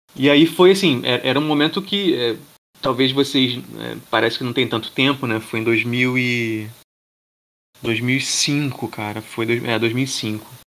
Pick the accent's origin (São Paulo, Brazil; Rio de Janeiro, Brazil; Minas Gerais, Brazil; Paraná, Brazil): Rio de Janeiro, Brazil; Niterói; also born or lived in Bahia; sou de Niterói.